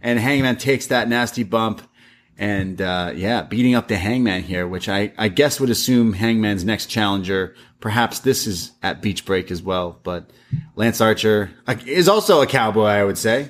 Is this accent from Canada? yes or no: yes; Canada; I grew up in Canada